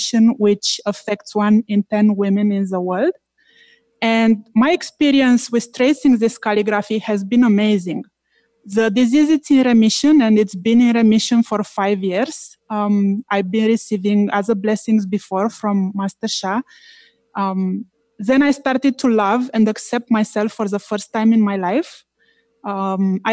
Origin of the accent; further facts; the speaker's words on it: Romania; now in Toronto, Canada; I am from Toronto, Canada, originally from Romania